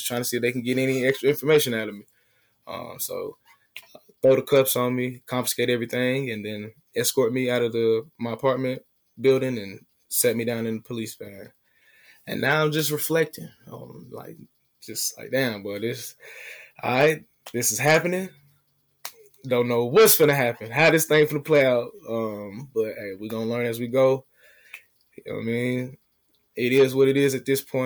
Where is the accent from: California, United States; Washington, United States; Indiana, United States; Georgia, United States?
Georgia, United States; Atlanta; I'm from Atlanta.